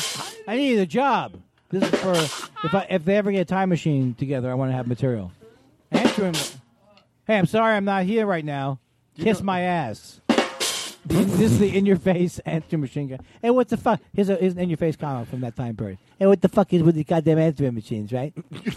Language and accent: English; Queens, New York, United States; I'm from Queens.